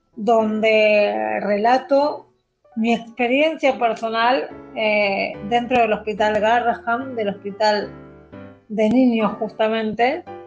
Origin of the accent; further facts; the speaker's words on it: Avellaneda, Buenos Aires Province, Argentina; Nacida y criada en Avellaneda, al sur del conurbano bonaerense